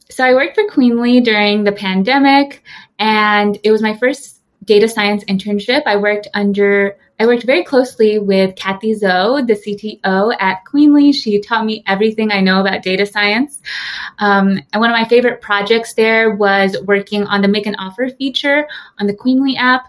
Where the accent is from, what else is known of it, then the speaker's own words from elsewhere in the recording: San Jose, California, United States; moved away as an adult; now in New York, United States; I was born and raised in San Jose, California